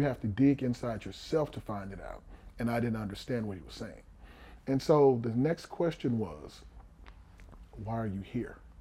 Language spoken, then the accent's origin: English; Houston, Texas, United States; I was born in Houston. I'm born in Fifth Ward on Chapman Street